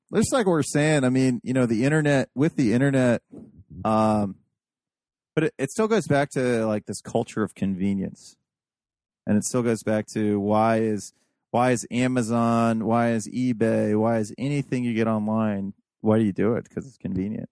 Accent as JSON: {"language": "English", "region": "Appalachia", "country": "United States", "said": "I'm a fucking hillbilly. Like I could say I'm Appalachian, whatever. I'm a hillbilly"}